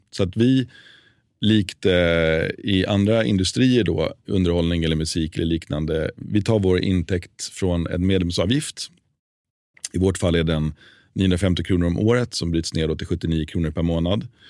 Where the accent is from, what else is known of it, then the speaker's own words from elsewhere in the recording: Sweden; moved away as an adult; also born or lived in New York, United States; jag som svensk när jag flyttade till USA